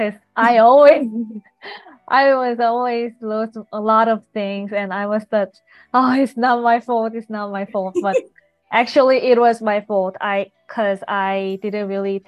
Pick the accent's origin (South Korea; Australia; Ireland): South Korea; moved away as an adult; also born or lived in United States; I was born in South Korea, and at the time I studied fashion design there